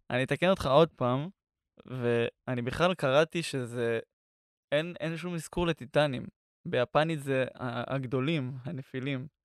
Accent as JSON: {"language": "Hebrew", "country": "Israel", "said": "אנחנו ישראלים גאים."}